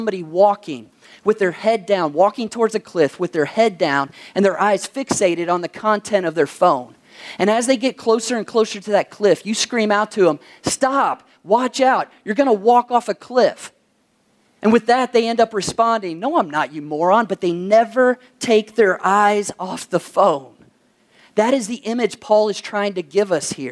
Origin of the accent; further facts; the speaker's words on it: Kentucky, United States; my home state of Kentucky